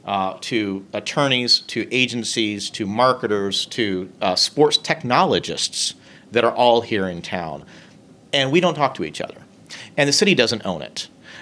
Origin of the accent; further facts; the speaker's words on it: Indiana, United States; I have been a lifelong Hoosier. I've lived in Indianapolis almost 20 years.